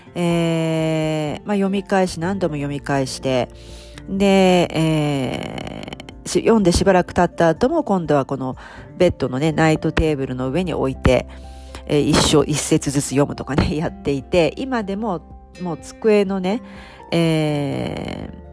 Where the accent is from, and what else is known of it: Japan